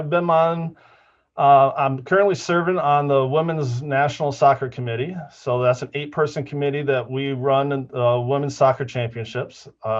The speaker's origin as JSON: {"language": "English", "region": "Midwest", "country": "United States", "tie": "born or raised there", "also_born_or_lived": "Iowa", "said": "So I grew up basically in the Midwest. I like to say I was born in Iowa, but we moved a lot as a family."}